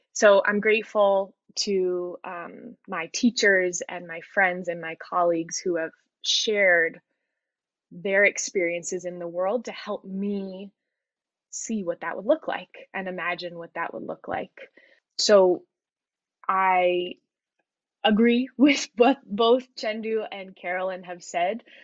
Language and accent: English; Colorado, United States; I am a 30 year old white woman born and raised in Colorado.